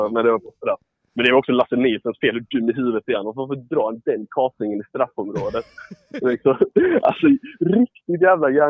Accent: Ängelholm, Skåne, Sweden; jag är från Ängelholm

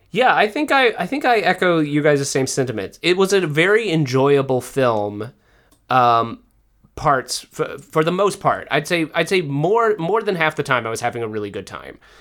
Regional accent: the South, United States; I was brought up in the South.

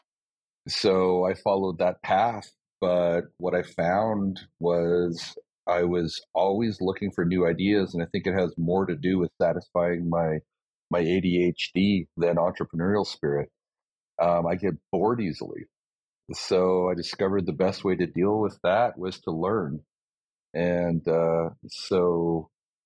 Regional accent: Canada; growing up in a country that gives a crap about its people.

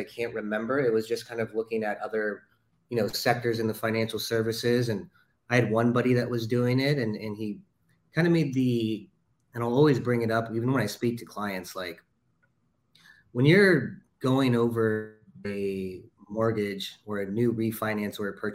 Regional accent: Los Angeles, California, United States; we're both from Los Angeles

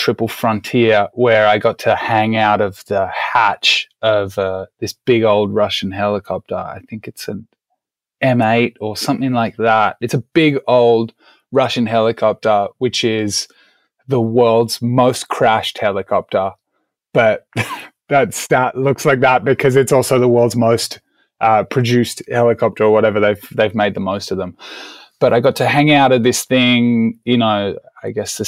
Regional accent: Australia; moved away as an adult; now in California, United States; I'm originally Australian, as I'm sure you all can hear

